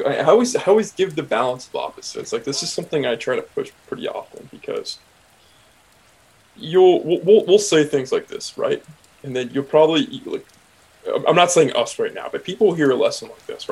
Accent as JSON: {"language": "English", "town": "Oakland", "region": "California", "country": "United States", "tie": "born or raised there", "said": "I grew up in Oakland"}